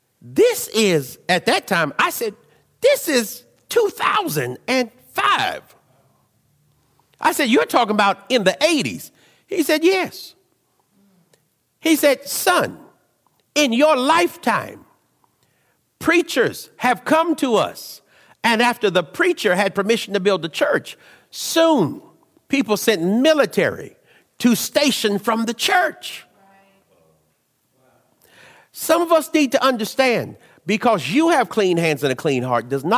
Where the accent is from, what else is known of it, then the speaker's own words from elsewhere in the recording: United States; I'm Western. I'm American. I like being American